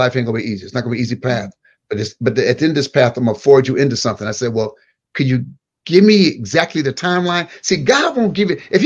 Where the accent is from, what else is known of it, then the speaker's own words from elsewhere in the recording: Michigan, United States; moved away; I was a kid from Michigan.